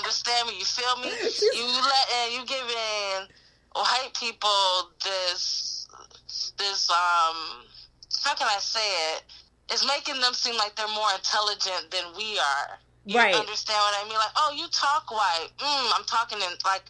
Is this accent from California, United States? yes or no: no; Detroit, Michigan, United States; moved away; I'm from Detroit